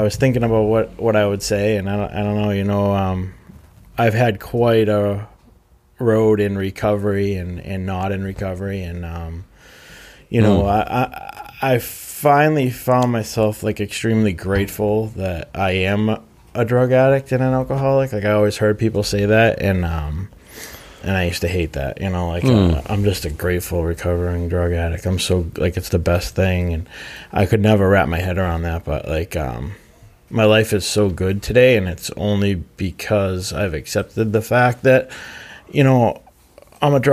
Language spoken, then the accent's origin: English; Plymouth, Massachusetts, United States; also born or lived in Brockton, Massachusetts; I grew up in Manomet